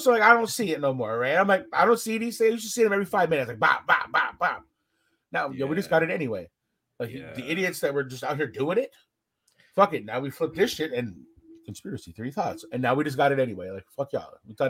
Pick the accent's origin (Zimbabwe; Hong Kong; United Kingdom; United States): United Kingdom; Scotland; Like, yo, where are you from? I'm like, Scotland.